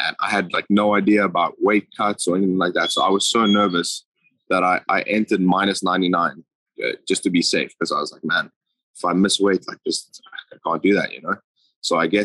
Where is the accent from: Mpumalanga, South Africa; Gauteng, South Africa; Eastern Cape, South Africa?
Gauteng, South Africa; Johannesburg; moved away; I'm from Johannesburg, yeah. From a suburb called Krugersdorp. Pretty small place, but never really moved around much.